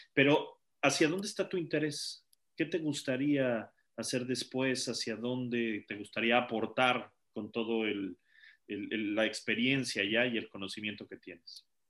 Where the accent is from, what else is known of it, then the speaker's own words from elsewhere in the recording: Mexico; moved away; somos mexicanos también residimos en el extranjero